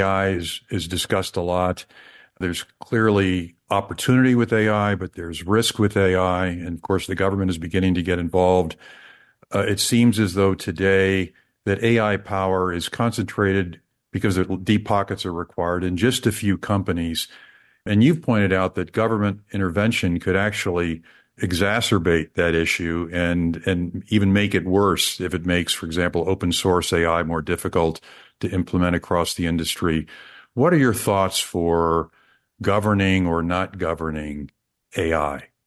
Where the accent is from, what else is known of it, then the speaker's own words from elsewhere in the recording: Kansas City, United States; my hometown, Kansas City